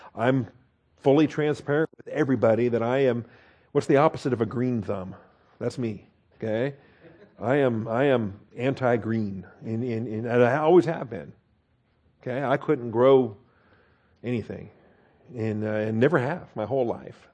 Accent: Washington, United States; I grew up in Washington State, so we're proud of our apple trees and orchards

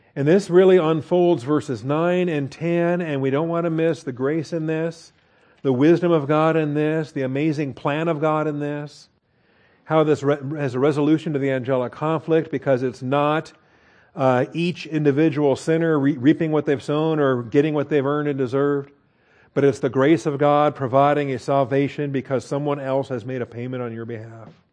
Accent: Washington, United States; I grew up in Washington State

